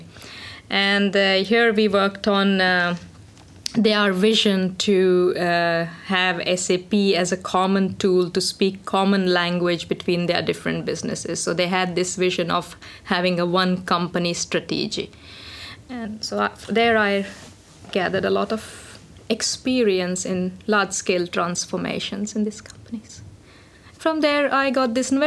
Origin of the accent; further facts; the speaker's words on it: India; moved away as an adult; now in Finland; I'm of Indian origin. I came to Finland about 13 years ago. And back in India, I studied electronics engineering